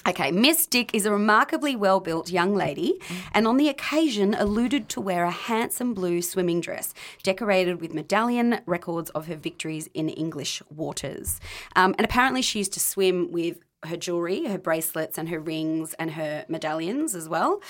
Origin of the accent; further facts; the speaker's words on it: Australia; growing up in Australia